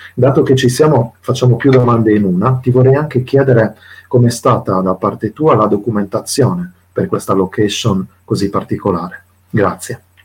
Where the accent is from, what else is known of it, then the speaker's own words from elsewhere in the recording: Sardinia, Italy; nella mia terra, peraltro in Sardegna